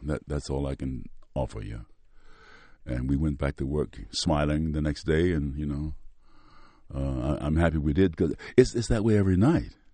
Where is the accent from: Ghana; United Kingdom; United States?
United States; Mississippi; accent: Mississippi; moved away; I'm using my Mississippi accent, the one I use when I go home to Tate County.